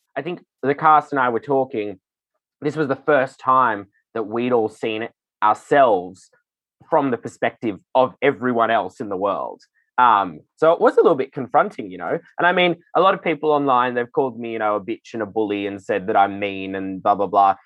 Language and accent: English; Sydney, New South Wales, Australia; the filthy, kooky drag that I grew up doing in Sydney